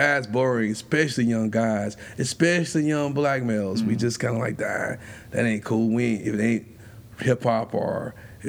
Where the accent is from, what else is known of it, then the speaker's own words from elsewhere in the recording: Spartanburg, South Carolina, United States; also born or lived in Greenville, South Carolina; I'm originally from Spartanburg